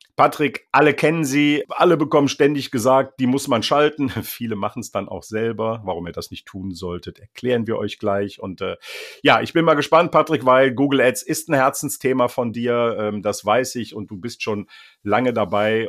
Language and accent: German; Bergisches Land near Leverkusen, North Rhine-Westphalia, Germany; now in North Sea coast, Germany; sende liebe Grüße ins Bergische Land nahe Leverkusen, also an meine alte Heimat